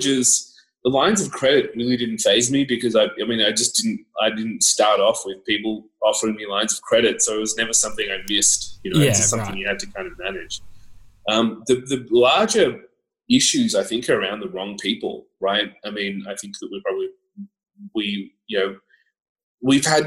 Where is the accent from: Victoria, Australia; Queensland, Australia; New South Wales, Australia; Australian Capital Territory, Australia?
Australian Capital Territory, Australia; Canberra; also born or lived in Scotland; I grew up in Canberra